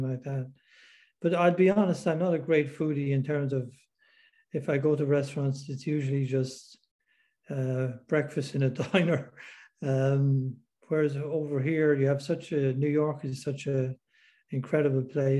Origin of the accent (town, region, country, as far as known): Ireland; now in United States